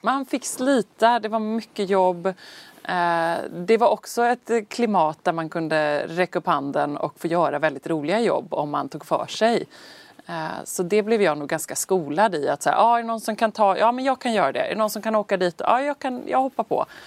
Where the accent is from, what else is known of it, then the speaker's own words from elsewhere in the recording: Sweden; oss här hemma i Sverige